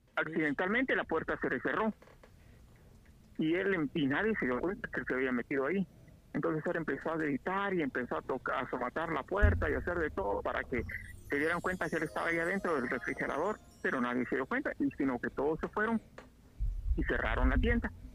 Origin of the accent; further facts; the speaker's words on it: Quetzaltenango, Guatemala; accent: Mexican; moved away as an adult; also born or lived in Guatemala City; now in United States; yo nací en Sera y crecí en Sera casi toda, hasta los 20 años.